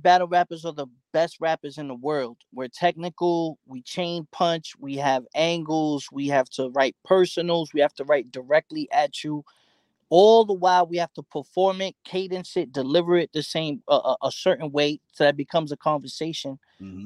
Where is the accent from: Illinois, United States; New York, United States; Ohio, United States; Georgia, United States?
New York, United States; New York City; growing up in New York, especially 90s, early 2000s